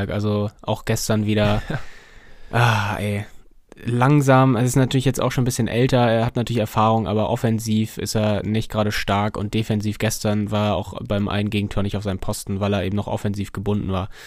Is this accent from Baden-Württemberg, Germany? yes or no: no; Kiel, Schleswig-Holstein, Germany; Als Kieler ist man immer demütig in solchen, in solchen Entscheidungen und äh, hat auch nicht vergessen, wo man herkommt